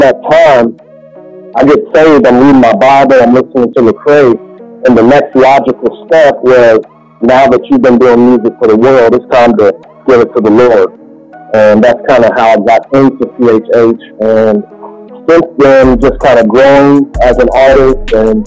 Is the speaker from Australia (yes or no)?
no; Kentucky, United States; As you can tell from the accent, I come from Kentucky